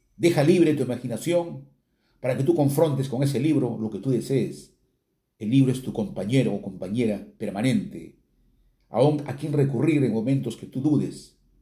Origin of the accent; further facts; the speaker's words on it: Chiquián, Ancash, Peru; muy pegados a lo nuestro, a lo chiquiano